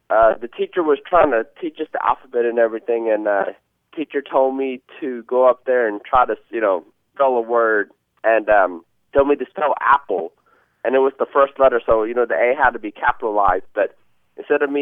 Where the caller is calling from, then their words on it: Green Bay, Wisconsin, United States; English is a second language; I'm calling from Green Bay, Wisconsin.